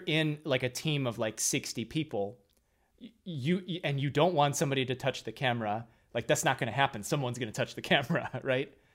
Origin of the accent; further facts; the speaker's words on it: Midwest, United States; moved away; I'm coming from the Midwest